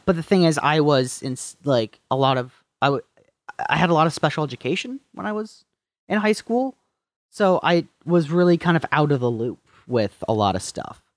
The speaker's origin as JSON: {"language": "English", "town": "Marquette", "region": "Michigan", "country": "United States", "also_born_or_lived": "Traverse City, Michigan", "moved": "as an adult", "said": "I was from Marquette, from the upper, upper peninsula"}